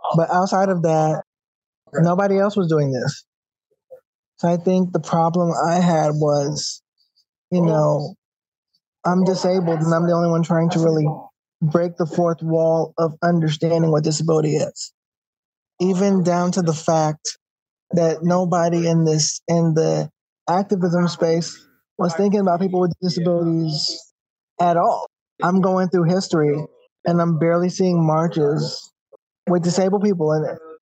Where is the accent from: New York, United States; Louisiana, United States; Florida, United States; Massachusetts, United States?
New York, United States; New York City; As a New Yorker, um, we know how the trains are, we know how the buses are